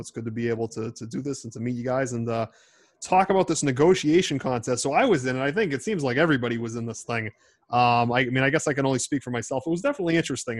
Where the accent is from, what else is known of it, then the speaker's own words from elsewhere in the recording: Boston, Massachusetts, United States; accent: Boston; in my 24 years of, of, of, walking the hard streets of Boston, I have heard no accent harder than that of yours truly